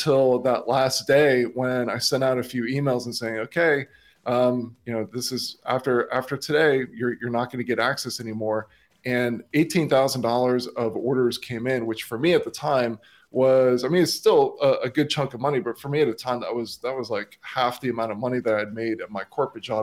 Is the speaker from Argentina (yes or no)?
no; Miami, Florida, United States; moved away as an adult; also born or lived in St. Augustine, Florida; now in Australia; I grew up in Miami, Florida